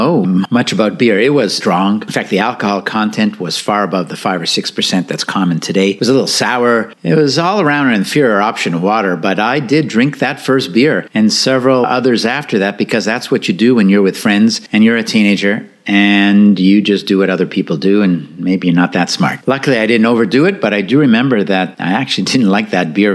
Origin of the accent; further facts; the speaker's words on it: Canada; moved away; growing up in Canada